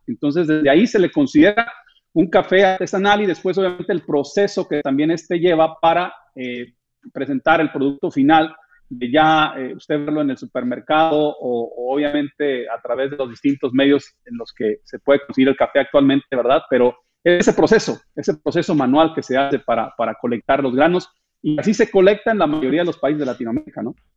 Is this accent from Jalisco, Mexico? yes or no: no; Michoacán, Mexico; now in United States; yo soy originario del estado de Michoacán, Andrés. Eh, por allá nací en aquellas tierras de Michoacán